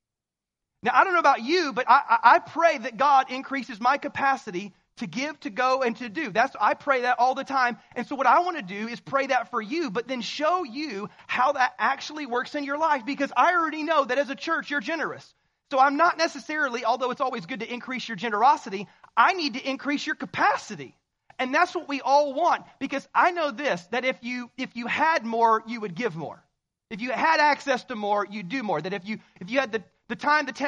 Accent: the South, United States; I'm from the South, so we say y'all

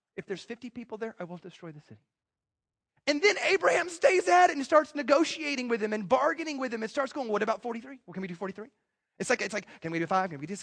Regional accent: United States; I'm American

